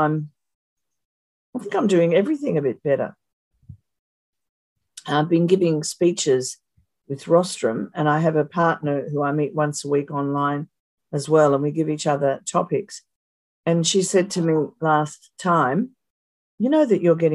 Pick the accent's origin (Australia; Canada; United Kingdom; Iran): Australia; I'm Australian